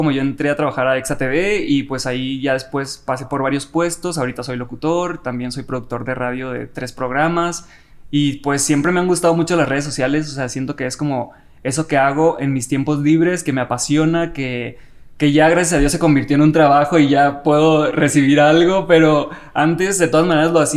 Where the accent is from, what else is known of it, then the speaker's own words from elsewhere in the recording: Los Mochis, Sinaloa, Mexico; moved away as an adult; now in Mexico City, Mexico; Soy de Los Mochis.